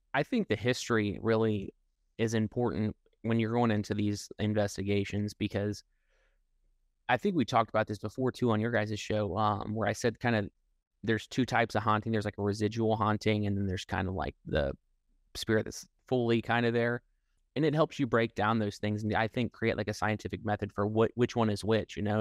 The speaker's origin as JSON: {"language": "English", "region": "Midwest", "country": "United States", "said": "We're from the Midwest"}